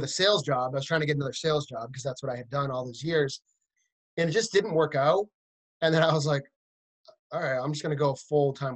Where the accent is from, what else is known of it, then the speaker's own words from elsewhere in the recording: central Massachusetts, United States; moved away as an adult; also born or lived in Boston, Massachusetts; now in Nashville, United States; I grew up in Massachusetts, kind of in the central part of the state.